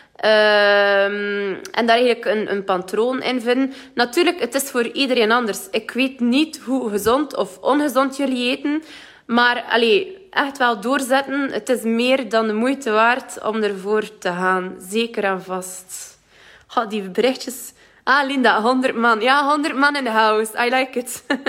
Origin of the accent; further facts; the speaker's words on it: West Flanders, Belgium; accent: West Flemish; moved away; ik kan het niet verstoppen dat ik van West-Vlaanderen ben